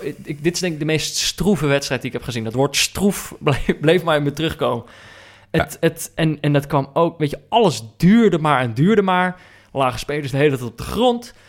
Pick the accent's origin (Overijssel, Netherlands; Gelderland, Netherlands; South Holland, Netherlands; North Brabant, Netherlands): North Brabant, Netherlands; moved away; also born or lived in Amsterdam; ik ben opgegroeid in Brabant.